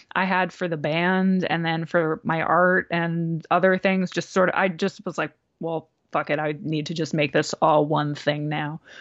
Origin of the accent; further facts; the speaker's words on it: New Jersey, United States; moved away as an adult; also born or lived in Brooklyn / Philadelphia; now in Los Angeles, United States; growing up in New Jersey